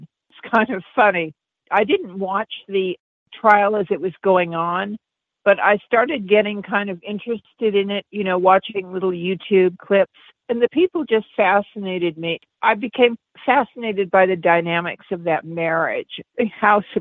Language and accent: English; Los Angeles, California, United States; I'm from Los Angeles, so I know the areas relatively well